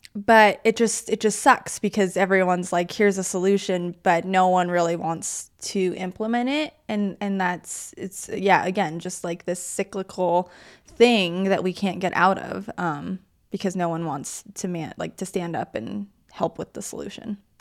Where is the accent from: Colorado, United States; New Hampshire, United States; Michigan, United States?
Colorado, United States; I grew up in Colorado